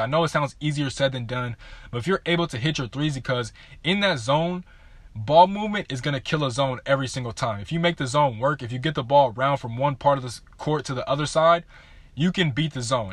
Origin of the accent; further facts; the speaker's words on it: Southern California, United States; I am from Southern California